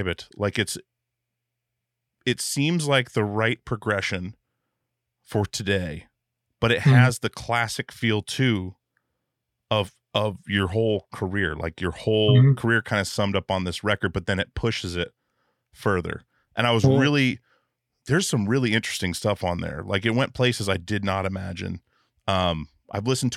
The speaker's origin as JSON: {"language": "English", "region": "Alaska", "country": "United States", "tie": "born or raised there", "said": "I grew up in Alaska"}